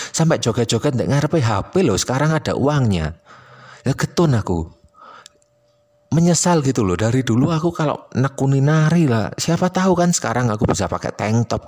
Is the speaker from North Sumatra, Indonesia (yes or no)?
no; Malang, East Java, Indonesia; accent: Malang Javanese (medok); dan karena aku orang Malang jadi aku bakal sering pakai istilah Jawa dan istilah Malangan karena aku ya nggak malu terdengar medok